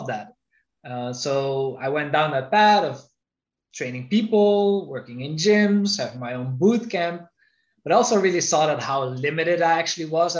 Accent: Netherlands; moved away; I'm originally from the Netherlands.

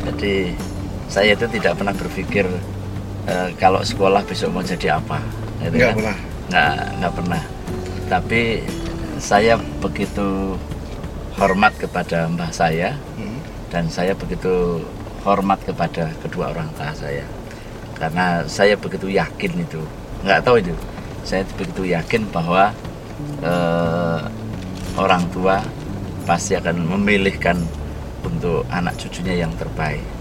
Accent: Sukarjo, Central Java, Indonesia; Ya, sejak SD, TK di Sukarjo, SD di Sukarjo, SD 1 Sukarjo, Kemudian keluar Wonosobo sekolah di MTS negeri

